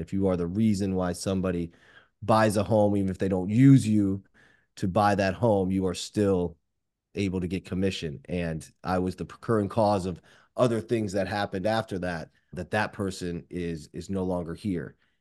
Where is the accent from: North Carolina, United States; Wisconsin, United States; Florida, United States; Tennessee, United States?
Florida, United States; Boca Raton; a five eight Jewish guy from Boca Raton